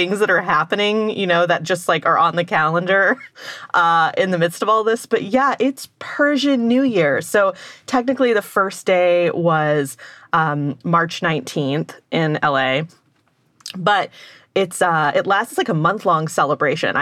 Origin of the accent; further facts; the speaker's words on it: Texas, United States; my hometown in Texas